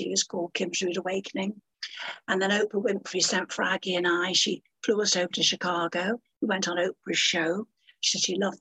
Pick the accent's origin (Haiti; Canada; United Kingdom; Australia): United Kingdom; I'm a British person